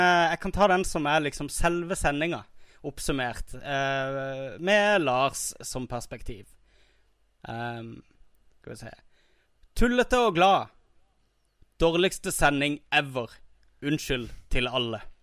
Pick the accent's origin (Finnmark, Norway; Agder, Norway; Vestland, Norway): Agder, Norway; Kristiansand; accent: Kristiansand dialect (Sørlandsk)